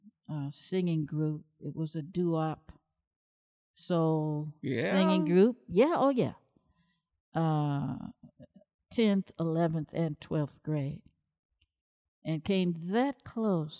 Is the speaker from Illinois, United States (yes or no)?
yes; Chicago, Illinois, United States; I was born and raised in Chicago, Illinois.